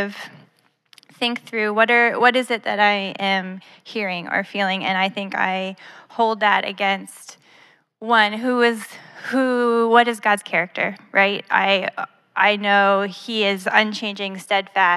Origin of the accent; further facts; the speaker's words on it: Canada; moved away as an adult; now in Florida, United States; I grew up in Canada